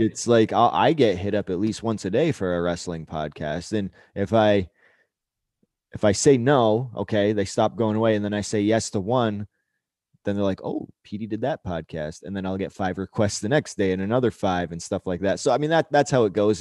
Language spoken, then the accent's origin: English; Canada; being Canadian